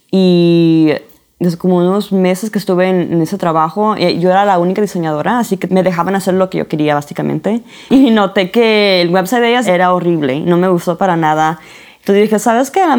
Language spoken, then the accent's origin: Spanish; San Diego, California, United States; also born or lived in Arizona / Florida; now in Utah, United States; Ok, originalmente soy de California, soy de San Diego, papás mexicanos, puertorriqueños y he vivido aquí en los Estados Unidos toda mi vida.